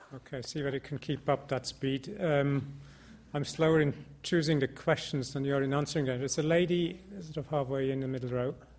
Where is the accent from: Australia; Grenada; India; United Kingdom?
India; moved away; I'm from India.